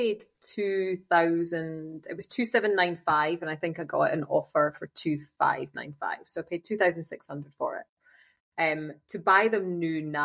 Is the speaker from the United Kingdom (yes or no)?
yes; Scotland, United Kingdom; now in Germany; I'm Scottish